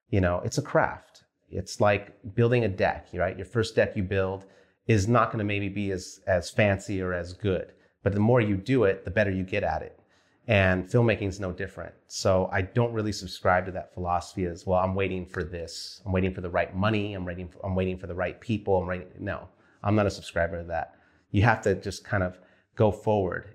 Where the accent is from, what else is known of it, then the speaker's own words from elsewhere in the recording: Wilmington, California, United States; moved away as an adult; also born or lived in Studio City, California; Wilmington where I grew up.